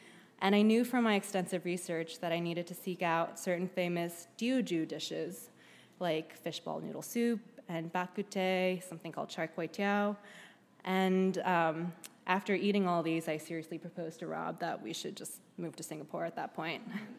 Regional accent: New Jersey, United States; as a kid growing up in New Jersey who was more interested in Lunchables and pizza and dropping out of Chinese school

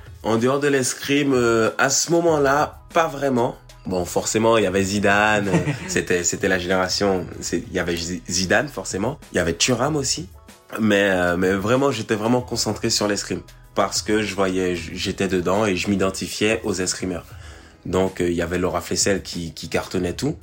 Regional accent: Guadeloupe; now in Paris, France; je vis à Paris et je suis originaire de la Guadeloupe

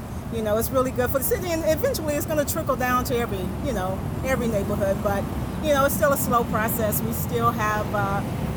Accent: Cleveland, Ohio, United States; moved away; also born or lived in Phoenix; I lived in Phoenix for about 16 years, and I'm originally from Cleveland

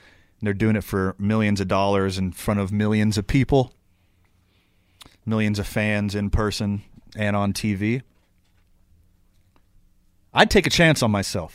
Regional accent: outside of Houston, Texas, United States; now in New Mexico, United States; I was born outside of Houston

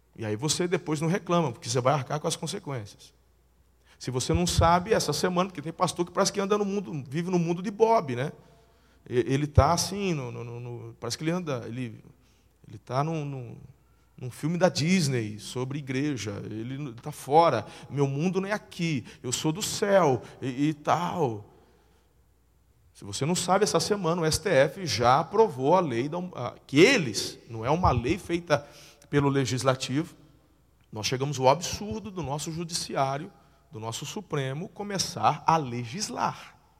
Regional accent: Tupã, São Paulo, Brazil; moved away as an adult; also born or lived in Campinas; now in Araçatuba, Brazil; Nasci na igreja lá em Tupã, interior de São Paulo, cresci ali

